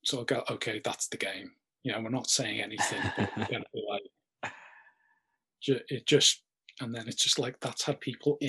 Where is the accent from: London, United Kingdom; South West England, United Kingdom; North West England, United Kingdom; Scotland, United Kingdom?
North West England, United Kingdom; the Wirral; accent: slight Scouse; also born or lived in Leicester; I'm from a place called the Wirral. It's near it